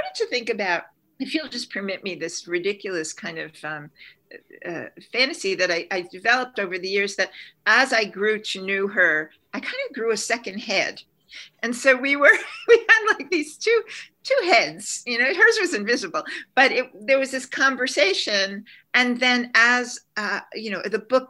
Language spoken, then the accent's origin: English; Long Island, New York, United States; also born or lived in Bronx, New York; I was born in the Bronx and I grew up on Long Island